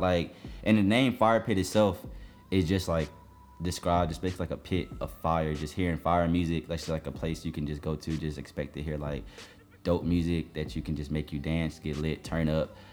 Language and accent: English; New Jersey, United States; also born or lived in Jamaica (ancestry); now in Atlanta, United States; I'm from Jersey